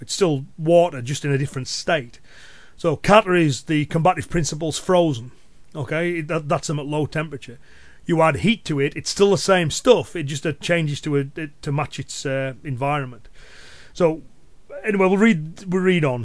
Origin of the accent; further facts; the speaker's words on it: Cumbria, North West England, United Kingdom; accent: Cumbrian; my Cumbrian accent and local dialect